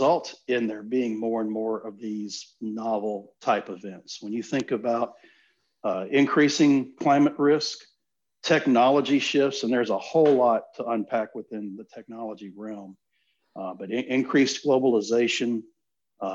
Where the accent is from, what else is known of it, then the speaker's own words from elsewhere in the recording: Gulf Coast, Southeast Texas, United States; I grew up in Southeast Texas on the Gulf Coast, and my family's lived down there for close to 40 years